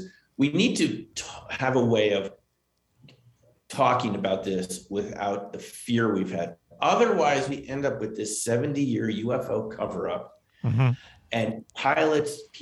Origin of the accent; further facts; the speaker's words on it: Westchester, New York, United States; I grew up in Westchester, New York, near the Hudson Valley.